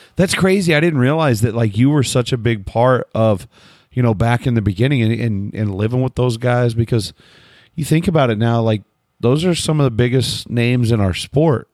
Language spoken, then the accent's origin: English; United States; I'm from America.